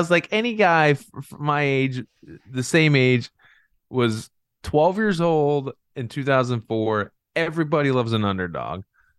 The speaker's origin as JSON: {"language": "English", "town": "Raleigh", "region": "North Carolina", "country": "United States", "tie": "born or raised there", "also_born_or_lived": "Miami", "lives_now": "Indiana, United States", "said": "I was born in Miami, but I'm not a Miami native. I grew up, like you said, I grew up in Raleigh, North Carolina. I played high school baseball in outside of Raleigh. So I would say, if anything, I was a Raleigh native, but now I live in Indiana."}